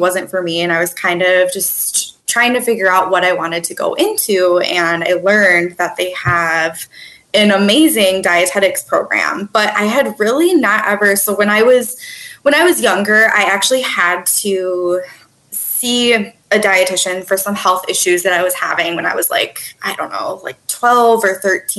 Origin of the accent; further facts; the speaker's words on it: Twin Cities, Minnesota, United States; also born or lived in Milwaukee, Wisconsin; I'm originally from the Twin Cities in Minnesota